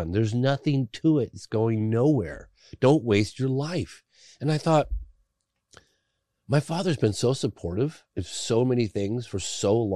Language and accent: English; England, United Kingdom; born there; because I was born in England, he had members of my family writing letters